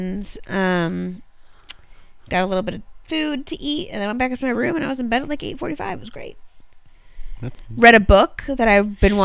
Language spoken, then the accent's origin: English; Orlando, Florida, United States; also born or lived in outside of Baltimore; now in Baltimore, United States; I grew up right outside of Orlando